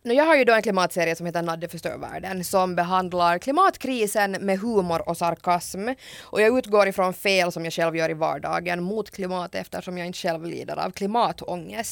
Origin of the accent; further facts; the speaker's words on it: Hanko, Uusimaa, Finland; jag kommer ju själv från Hange